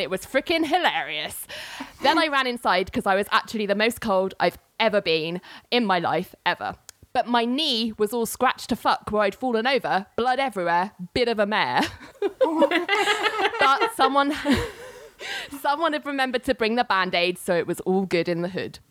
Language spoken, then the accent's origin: English; London, United Kingdom; also born or lived in New York; as you can probably tell by my accent, I'm from the UK, London to be precise.